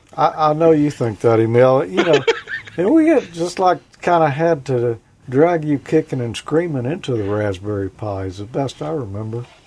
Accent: the South, United States; I'm from the South.

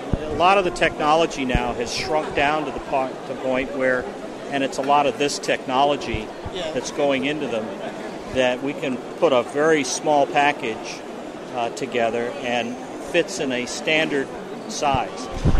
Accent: United States; moved away as an adult; now in Canada; I'm an American, she's Canadian. Uh-huh. I married her, she dragged me across the border, and now I live in Canada.

